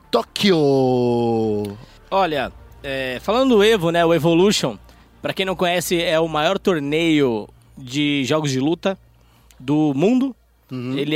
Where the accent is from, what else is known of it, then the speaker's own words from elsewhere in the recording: São Paulo, Brazil; born there; A gente veio da favela. Não. Aqui não tem leite cooperar, não, cara. Nasci no Capão